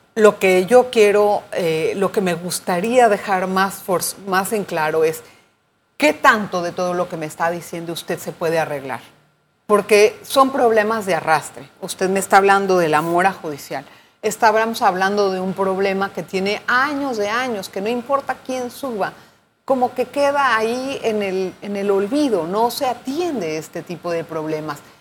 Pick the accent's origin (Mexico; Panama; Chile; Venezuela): Panama; todos somos panameños